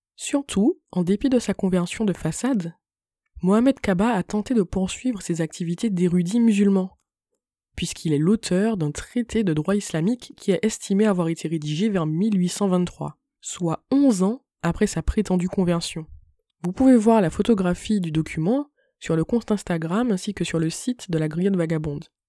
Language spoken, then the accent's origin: French; Martinique; je suis une Martiniquaise